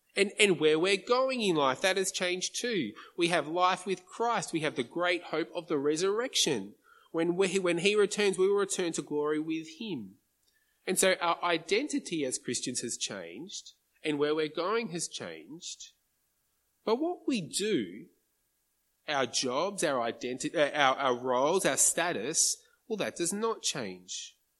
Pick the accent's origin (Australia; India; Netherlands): Australia; as an Aussie